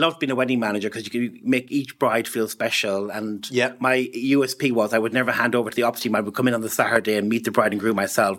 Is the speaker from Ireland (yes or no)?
yes; County Mayo, Connacht, Ireland; accent: Irish; moved away as an adult; also born or lived in Germany; now in London, United Kingdom; So you can probably tell by the accent, I'm definitely from Ireland, from County Mayo in Ireland. I moved to London in 2009